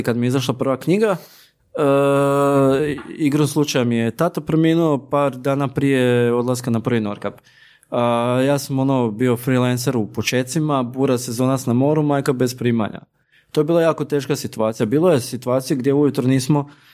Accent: Slavonia, Croatia; kod nas u Slavoniji

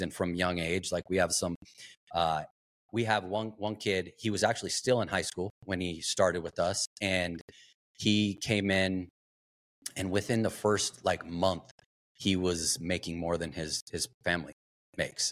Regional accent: Globe, Arizona, United States; I grew up in, uh, small town, Globe, Arizona, copper mining town

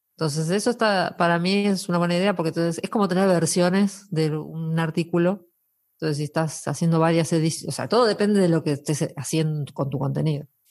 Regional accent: Argentina; now in Asturias, Spain; los argentinos nos conocemos todos.

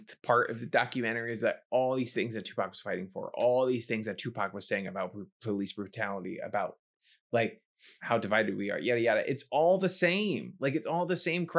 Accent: New York City, New York, United States; Growing up for me, growing up in the Bronx, and like hearing this kind of music for you

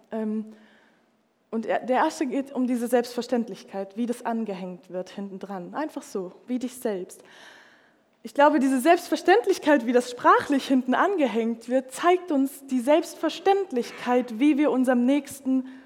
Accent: Munich, Bavaria, Germany; ich komme aus München, ich bin eigentlich Städte irgendwie gewohnt

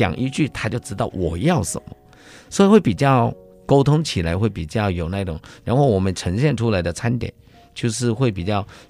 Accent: Taiwan; 香港的师傅他就是一个我们台湾这边讲是龟毛要求。

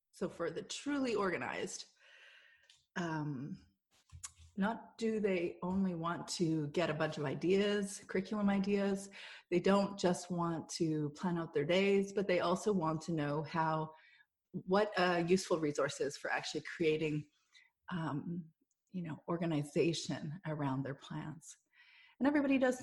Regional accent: Canada; we're Canadian

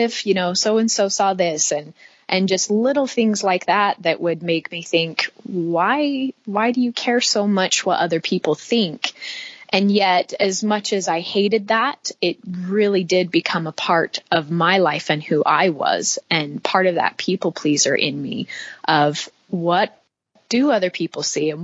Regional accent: St. George, Utah, United States; also born or lived in Cedar City, Utah / Monroe, Utah; We moved from Cedar City to St. George

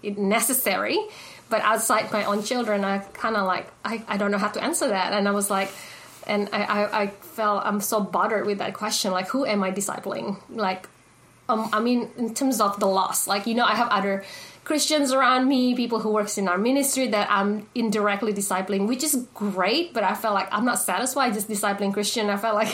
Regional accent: Indonesia; now in Australia; I was born and raised in Indonesia. When I came to Australia, I went to an Indonesian church

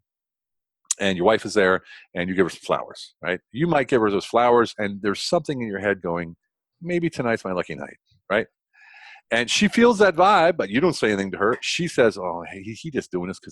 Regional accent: United States; moved away as an adult; now in Germany; I don't want to bash my home country

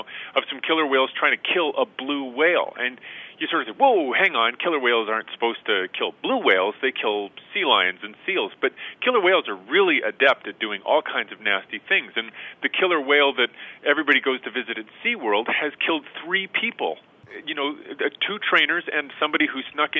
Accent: Edmonton, Alberta, Canada; went back home to Edmonton, where I'm from in Canada

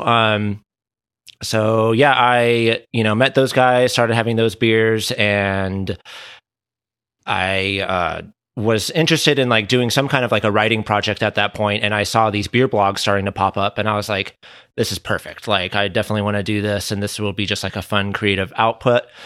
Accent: Southern California, United States; also born or lived in Dana Point, Orange County / Richmond, Virginia; born and raised here in, uh, Southern California.

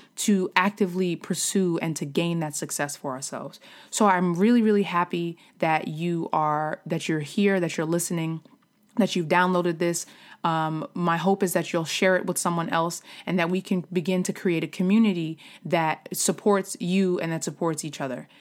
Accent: New York, United States; moved away as an adult; also born or lived in Philadelphia area, Pennsylvania; now in Philadelphia, United States; I am from New York originally, but I have been living outside of Philadelphia for the past, um, nine years

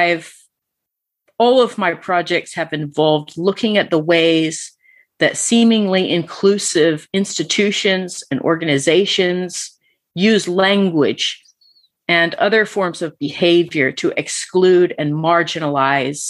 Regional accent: Georgia, United States; moved away as an adult; also born or lived in Alaska / Atlanta, Georgia; now in England, United Kingdom; I was born in Alaska, but raised mostly in Georgia

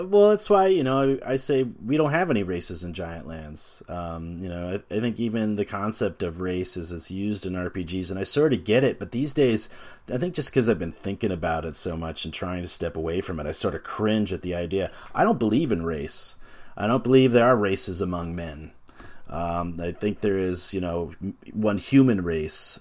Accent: United States; as an American

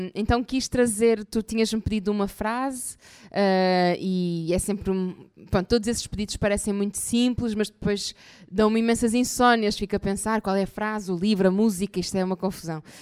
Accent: Maia, Norte, Portugal; also born or lived in Porto; eu hum, eh, nasci no Porto e depois fui morar para a Maia, pronto, ou seja, uma cidade muito perto do Porto

